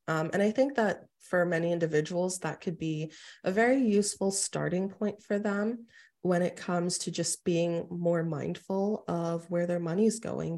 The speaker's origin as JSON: {"language": "English", "town": "New York City", "region": "New York", "country": "United States", "tie": "born or raised there", "said": "I actually was born and raised in Queens"}